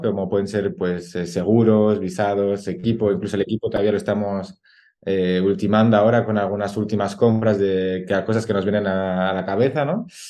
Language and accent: Spanish; La Alberca, Castile and León, Spain; es el de mi pueblo